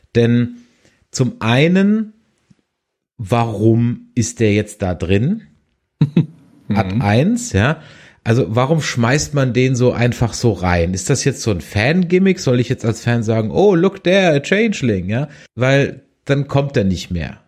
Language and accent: German; Germany; ich als Deutscher